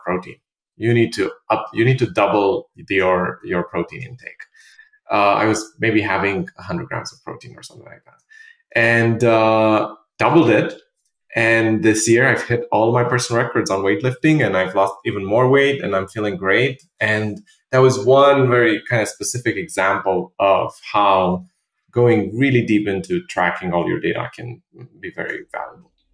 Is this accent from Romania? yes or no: yes; Romania; also born or lived in London, United Kingdom; now in New York, United States; I'm originally from Romania.